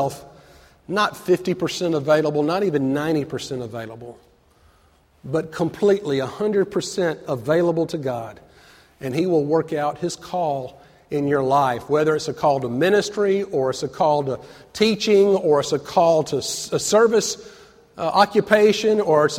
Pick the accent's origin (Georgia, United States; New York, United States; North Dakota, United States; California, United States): Georgia, United States; Atlanta; growing up in Atlanta as a Braves fan